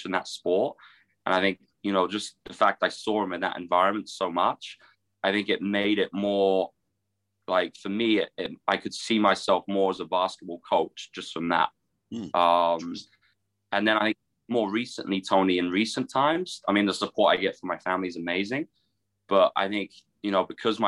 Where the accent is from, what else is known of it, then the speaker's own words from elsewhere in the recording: Guildford, South East England, United Kingdom; moved away as an adult; I grew up in Guildford in Surrey